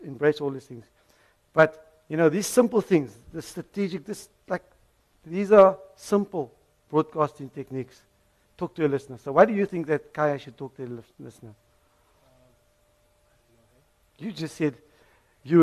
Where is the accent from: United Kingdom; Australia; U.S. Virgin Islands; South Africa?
South Africa; Cape Town, Western Cape; I'm a Cape Townian, born and bred in Mitchell's Plain